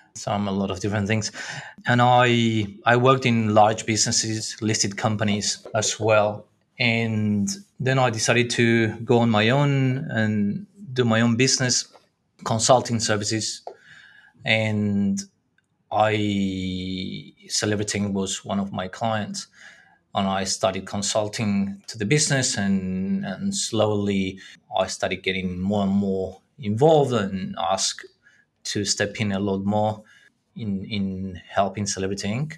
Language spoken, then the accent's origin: English; Argentina; moved away as an adult; now in Australia; I was born in Argentina and I came to Australia many years ago now. I came here to do an MBA